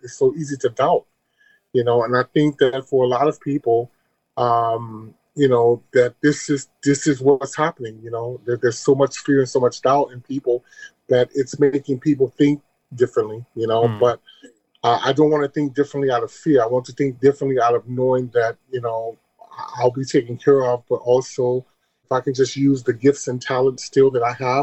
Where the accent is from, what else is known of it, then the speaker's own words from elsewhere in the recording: Chicago, Illinois, United States; moved away as an adult; also born or lived in Detroit / Paris; being from Chicago